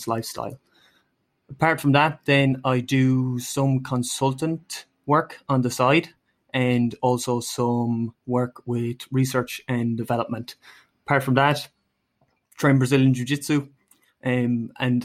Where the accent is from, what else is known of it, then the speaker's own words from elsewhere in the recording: Ireland; moved away as an adult; now in Denmark; I am in Denmark currently. I am from Ireland